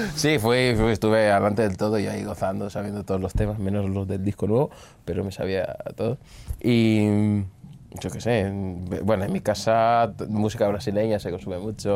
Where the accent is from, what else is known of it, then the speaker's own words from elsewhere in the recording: Angola; also born or lived in Portugal; now in Spain; con 9 fue cuando volví a Angola